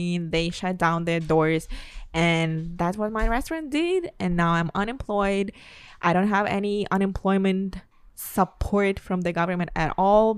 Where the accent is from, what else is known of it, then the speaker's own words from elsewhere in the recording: Russia; English is a second language; moved away as an adult; also born or lived in Brooklyn, New York; now in New York, United States; We are two Russian girls